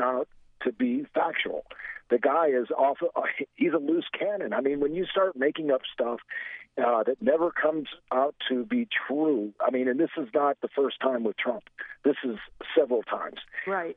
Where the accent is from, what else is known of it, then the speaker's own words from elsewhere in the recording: Gary, Indiana, United States; moved away; also born or lived in Florida; I grew up in Gary, Indiana.